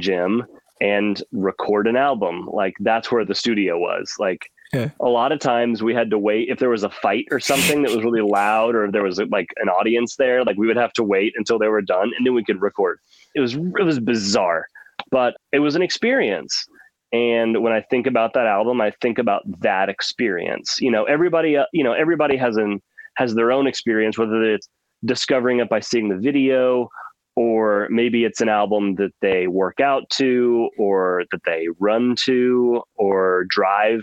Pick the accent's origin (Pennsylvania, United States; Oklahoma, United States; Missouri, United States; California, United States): Oklahoma, United States; I grew up in Oklahoma, and it's landlocked.